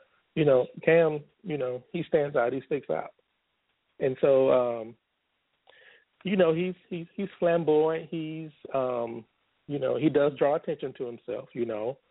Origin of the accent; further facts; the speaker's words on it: Deep South, United States; I was raised in the South, you know, the Deep South